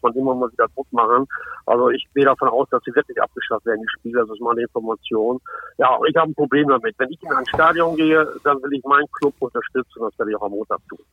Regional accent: Osnabrück, Lower Saxony, Germany; bei uns in Osnabrück

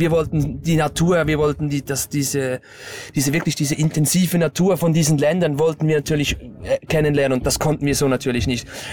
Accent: Stäfa, Zurich, Switzerland; ich komme aus der Schweiz, also genau aus Stäfer. Das ist am Zürichsee

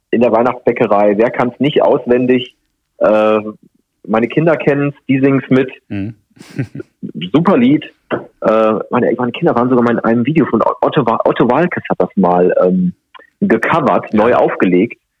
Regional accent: North Rhine-Westphalia, Germany; now in Cologne, Germany; Ich bin gebürtiger Sauerländer

